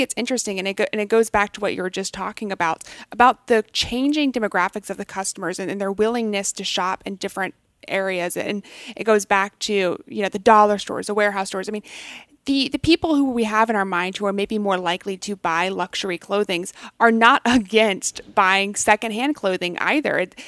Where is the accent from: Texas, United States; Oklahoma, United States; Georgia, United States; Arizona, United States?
Texas, United States; McKinney; I grew up in McKinney, Texas